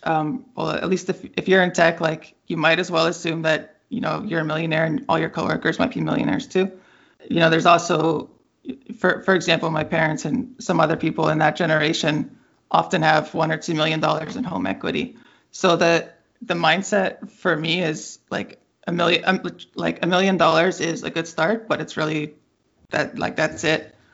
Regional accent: Bay Area, California, United States; I grew up in the Bay Area

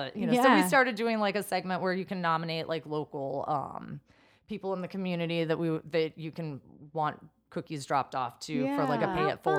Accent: Chicago, Illinois, United States; moved away; I'm from Chicago area yeah. originally.

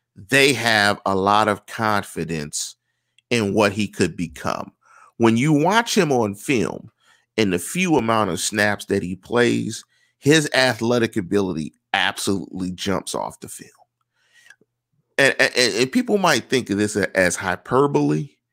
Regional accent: Pittsburgh, Pennsylvania, United States; I'm from Pittsburgh.

